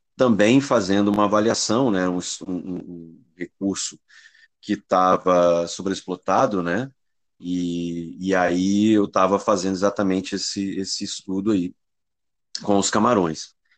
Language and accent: Portuguese; Espírito Santo, Brazil; eu sou do Espírito Santo, sou capixaba e estou aqui no Centro Tamar também, aqui no Espírito Santo, em Vitória